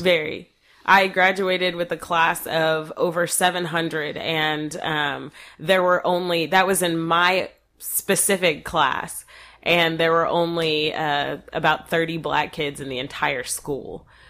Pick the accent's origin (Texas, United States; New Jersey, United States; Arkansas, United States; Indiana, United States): Texas, United States; North; I grew up here in North Texas